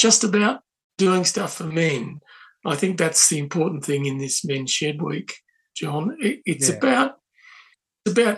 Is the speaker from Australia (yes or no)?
yes; Australia; We are Australian, but we're also part of a joined up community